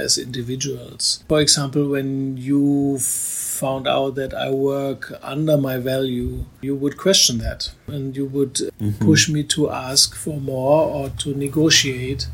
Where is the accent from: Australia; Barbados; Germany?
Germany; I grew up in West Germany